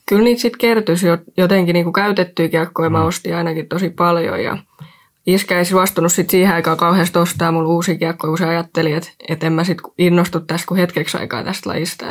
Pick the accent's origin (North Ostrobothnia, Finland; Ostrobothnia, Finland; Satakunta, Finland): Satakunta, Finland; Rauma; mä tuun Raumalta